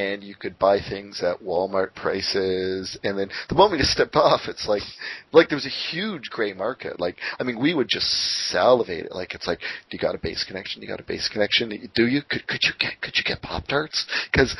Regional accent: Canada; I'm Canadian

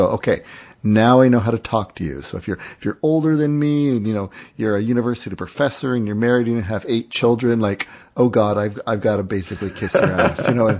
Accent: Canada; I was the Canadian

